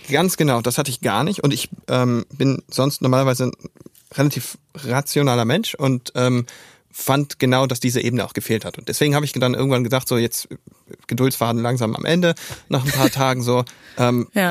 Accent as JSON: {"language": "German", "town": "Neumünster", "region": "Schleswig-Holstein", "country": "Germany", "said": "Ich komme aus Neumünster."}